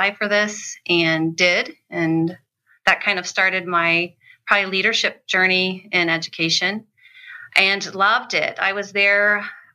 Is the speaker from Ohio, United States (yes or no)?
yes; Ohio, United States; moved away as an adult; now in Michigan, United States; I'm from Ohio